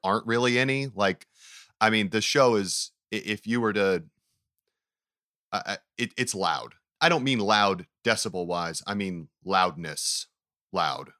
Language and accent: English; Knoxville, Tennessee, United States; also born or lived in Farragut, Tennessee; my family moved to Knoxville, Tennessee when I was in like the 7th grade